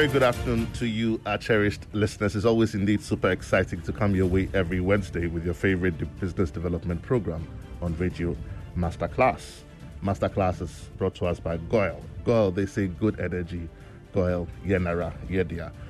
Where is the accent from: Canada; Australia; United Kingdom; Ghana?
Ghana; everything that makes us Ghanaian